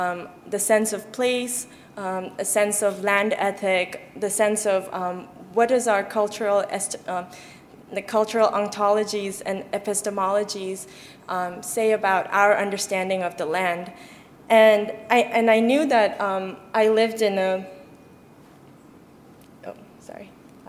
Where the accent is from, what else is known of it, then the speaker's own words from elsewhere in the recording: Nepal; born there; And so I was born in Nepal, but my parents, they left Tibet in 1959